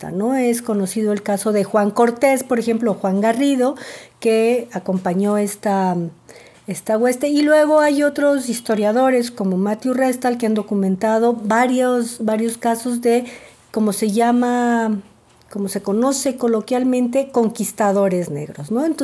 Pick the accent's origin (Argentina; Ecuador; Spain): Ecuador; now in Mexico; eh, soy mexicana y ecuatoriana, nací en Ecuador y vivo en México desde hace mucho tiempo